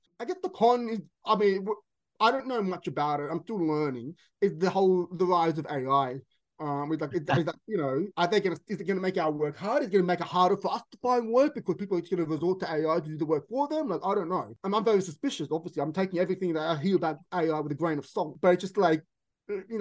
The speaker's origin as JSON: {"language": "English", "town": "Sydney", "region": "New South Wales", "country": "Australia", "tie": "born or raised there", "moved": "as an adult", "lives_now": "London, United Kingdom", "said": "where I grew up in Sydney, in the Western suburbs"}